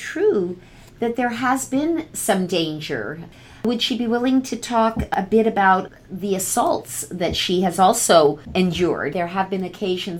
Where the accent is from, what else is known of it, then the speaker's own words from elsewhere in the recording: United States; as an American